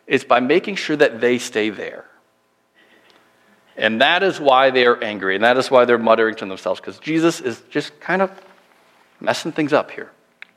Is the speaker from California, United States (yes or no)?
no; Minnesota, United States; moved away; also born or lived in Illinois; we're both from Minnesota originally, but my last church was in the middle of Illinois